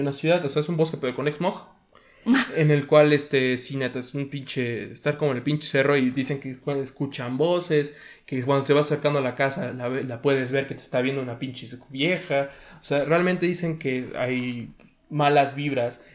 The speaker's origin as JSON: {"language": "Spanish", "region": "Puebla", "country": "Mexico", "tie": "born or raised there", "said": "yo sí nací en la ciudad de Puebla"}